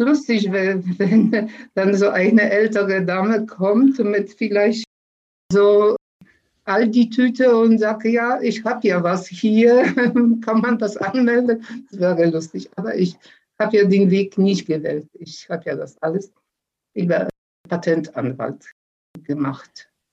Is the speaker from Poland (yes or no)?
yes; Poland; now in Germany; in Polen noch